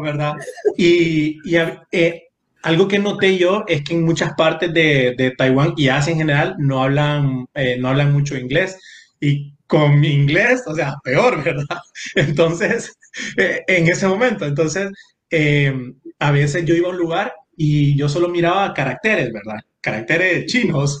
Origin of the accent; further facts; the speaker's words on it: San Pedro Sula, Cortés, Honduras; also born or lived in Tegucigalpa; yo nací en Tegucigalpa. Mi papá, la familia de mi papá es de Tegucigalpa pero yo bromeo con que solo me hicieron allá y, y me, me, dieron forma y a los días me llevaron para San Pedro